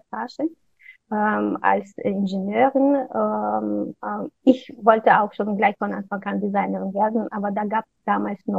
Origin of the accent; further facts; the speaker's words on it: Kazakhstan; also born or lived in Russia; ich bin zwar in Russland geboren, aber in Kasachstan aufgewachsen.